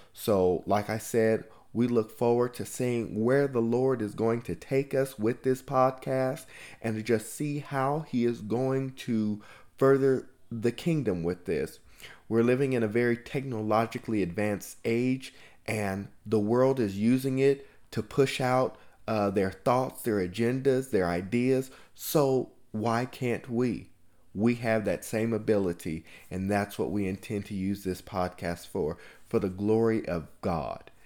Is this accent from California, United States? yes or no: yes; California, United States; I was born and raised in California